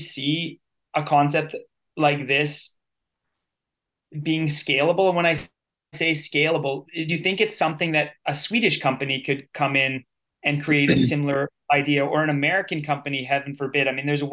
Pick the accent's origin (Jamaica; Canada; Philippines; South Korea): Canada; as a Canadian